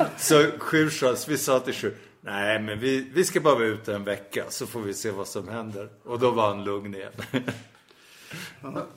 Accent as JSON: {"language": "Swedish", "country": "Sweden", "said": "vi är ju svenskar"}